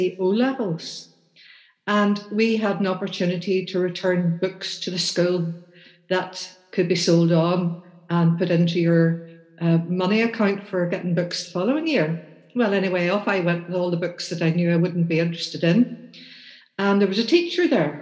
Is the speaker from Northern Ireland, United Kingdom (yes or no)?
yes; Bangor, Northern Ireland, United Kingdom; I grew up in Bangor, born and bred in Bangor